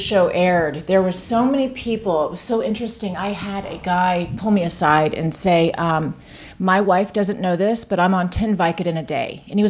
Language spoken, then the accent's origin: English; Tampa, Florida, United States; In Tampa, Florida.